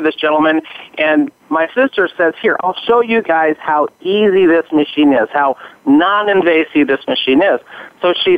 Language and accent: English; Hermiston, Oregon, United States; I grew up here in Oregon. I went to Hermiston High School, which is a little town, desert town, eastern Oregon